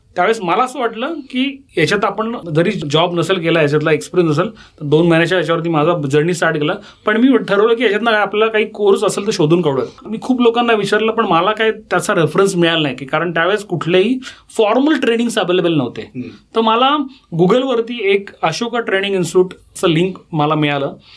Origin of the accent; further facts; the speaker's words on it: Pune, Maharashtra, India; पुण्याचा मी born bottom पुणेकर आहे